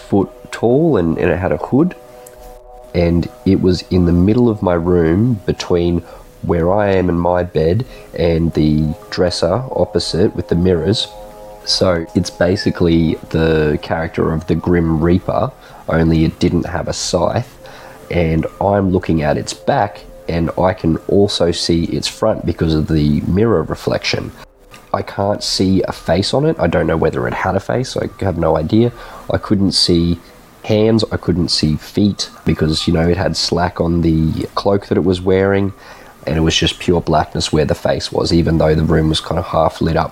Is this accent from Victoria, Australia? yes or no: no; Brisbane, Queensland, Australia; I'm from Brisbane, Australia.